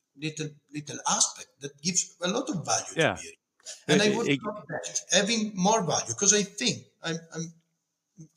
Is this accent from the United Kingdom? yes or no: no; Piedmont, Italy